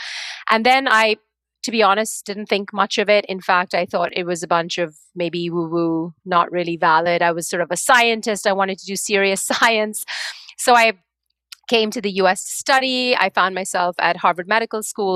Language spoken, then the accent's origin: English; India; moved away as an adult; I grew up in India for the first 18 years of my life